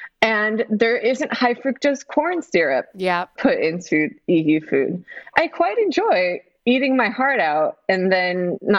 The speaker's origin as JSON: {"language": "English", "town": "Los Angeles", "region": "California", "country": "United States", "tie": "born or raised there", "also_born_or_lived": "Greece", "moved": "yes", "said": "since I was born in Los Angeles, where it's the same, it's Groundhog's Day every day. It's like 75 degrees, 76 right. degrees."}